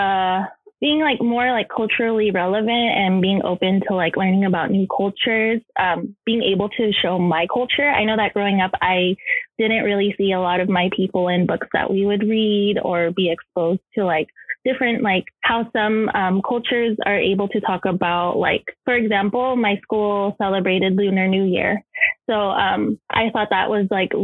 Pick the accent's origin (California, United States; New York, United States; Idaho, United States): California, United States; Los Angeles; also born or lived in San Francisco; I transferred to Cal State LA to move back home